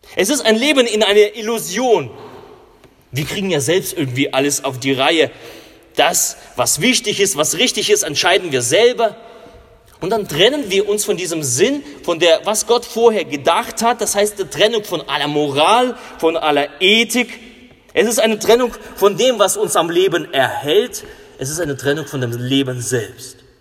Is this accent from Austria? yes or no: no; Russia; now in Germany; In äh, Russland, wo ich herkomme